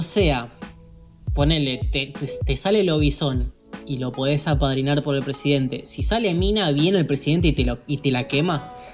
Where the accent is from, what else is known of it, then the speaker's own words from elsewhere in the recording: Argentina; como todo argentino